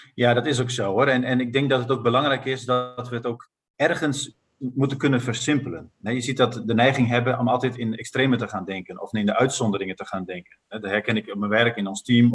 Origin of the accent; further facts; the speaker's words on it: Netherlands; ik ben Nederlander